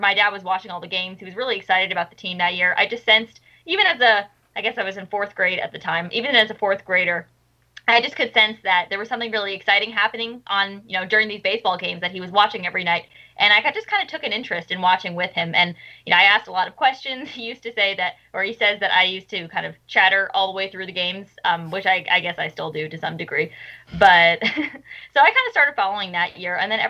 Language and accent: English; Long Island, New York, United States; I'm from Long Island as well. So I've been fortunate enough to live right on the train line that goes to Citi Field.